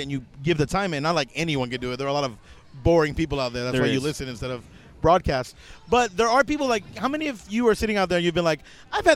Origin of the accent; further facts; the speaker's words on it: Puerto Rico; moved away; also born or lived in Virgin Islands; I grew up in Puerto Rico in the Virgin Islands